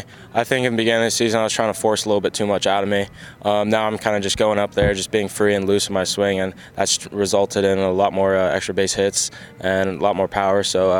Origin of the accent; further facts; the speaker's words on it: Arizona, United States; I'm from Arizona, so I'm kind of used to it a little bit.